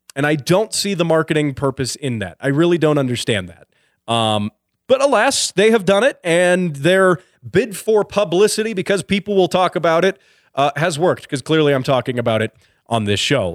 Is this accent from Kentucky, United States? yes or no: no; Colorado, United States; a town here in Colorado, in my home state